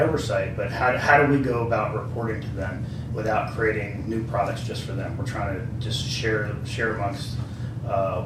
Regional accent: Delaware, United States; moved away as an adult; I'm from Delaware

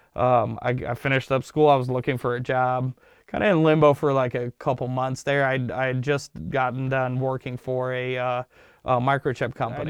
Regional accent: Los Angeles, California, United States; English is a second language; also born or lived in Ankara, Turkey / Sacramento; I started off in, uh, in the, uh, San Fernando Valley in, uh, Los Angeles

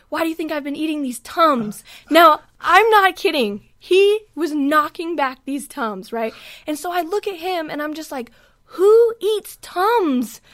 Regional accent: West Coast, United States; moved away; now I'm from the West Coast

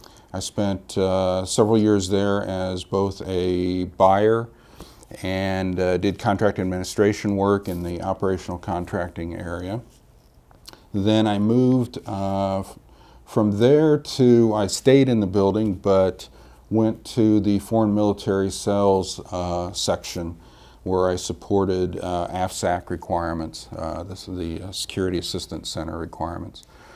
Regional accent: Illinois, United States; I'm a Midwesterner. I was born and raised in Illinois, around the central Illinois area.

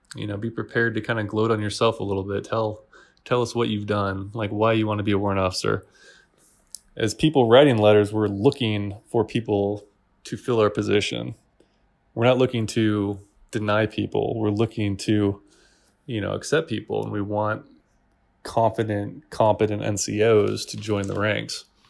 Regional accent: Washington, United States; moved away as an adult; also born or lived in Italy / Germany; now in Kuwait; all of my family, and I grew up in Washington, so, you know, I'm biased towards Washington State.

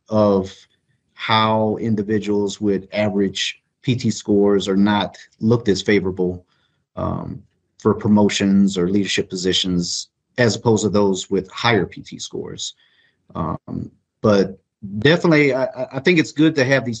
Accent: Eunice, Louisiana, United States; moved away; I was born in Eunice, Louisiana.

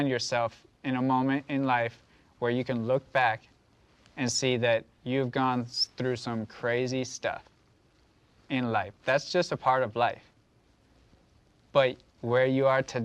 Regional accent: United States; as Americans

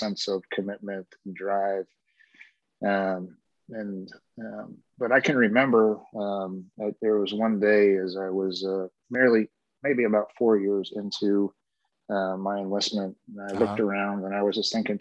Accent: New England, United States; moved away as an adult; I grew up in New England

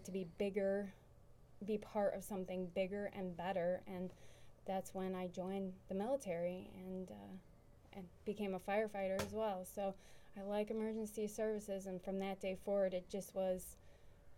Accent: New York, United States; moved away; I'm from New York

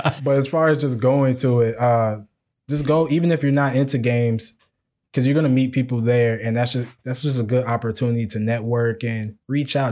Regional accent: Chicago, Illinois, United States; moved away; I'm from Chicago

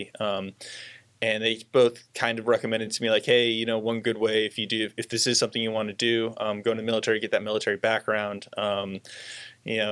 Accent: Santa Clarita, California, United States; moved away as an adult; I originally grew up right around Los Angeles, kind of north of Los Angeles. Lived there most of my life and really enjoyed it there. Pretty standard Southern California kid

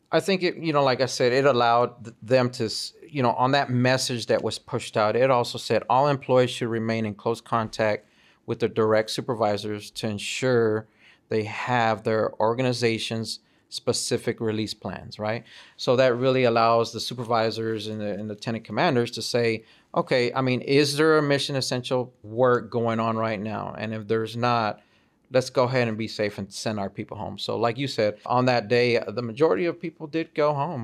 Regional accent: El Paso, Texas, United States; also born or lived in Fort Hood; now in Redstone Arsenal, United States; I'm from El Paso, Texas, and we don't get too many tornadoes in that area.

